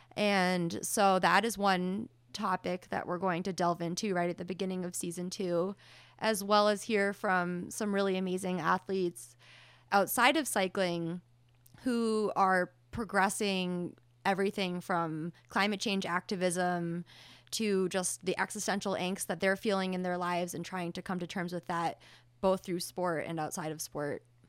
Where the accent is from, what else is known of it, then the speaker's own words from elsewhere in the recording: rural New Hampshire, United States; now in Boulder, United States; I come from the hinterlands of New Hampshire, rural New Hampshire.